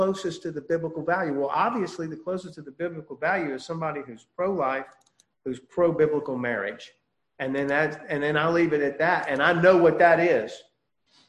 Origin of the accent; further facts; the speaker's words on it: United States; as an American